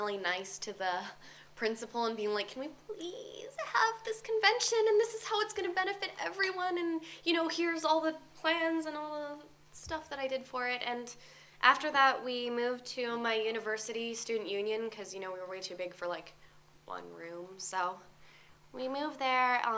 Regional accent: Alaska, United States; moved away as an adult; now in California, United States; I'm from Alaska

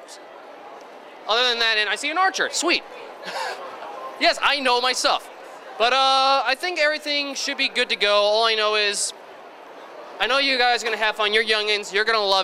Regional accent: Long Island, New York, United States; I'm from Long Island.

